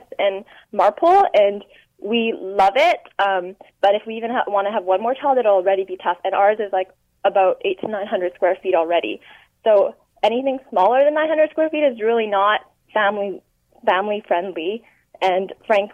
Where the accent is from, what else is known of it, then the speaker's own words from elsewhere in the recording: Vancouver, British Columbia, Canada; I'm a local Vancouver family with a daughter, a two-year-old